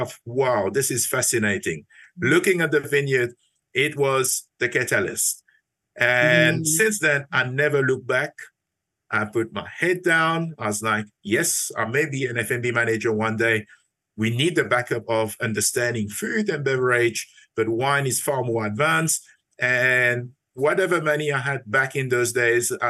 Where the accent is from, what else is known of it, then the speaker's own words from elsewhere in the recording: Mauritius; moved away; So my story started back in Mauritius. I'm originally from Mauritius. I was brought up in a family